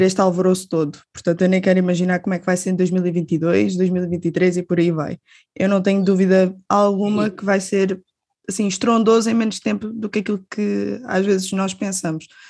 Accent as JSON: {"language": "Portuguese", "town": "Albufeira", "region": "Algarve", "country": "Portugal", "said": "eu sou da Albufeira, do Algarve"}